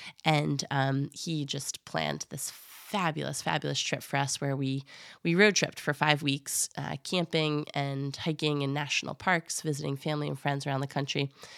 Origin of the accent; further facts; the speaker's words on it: East Coast, United States; also born or lived in Oregon; I was born in Oregon. We moved to the East Coast shortly after that.